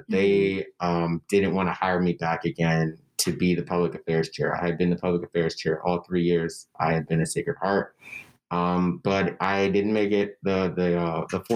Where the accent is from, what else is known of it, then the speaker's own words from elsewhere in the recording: Denver, Colorado, United States; moved away; I'm from Denver